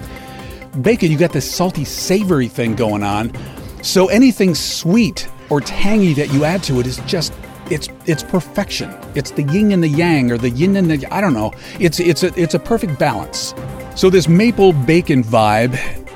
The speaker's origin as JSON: {"language": "English", "region": "Alabama", "country": "United States", "said": "I know my accent gives it away, but being from Alabama"}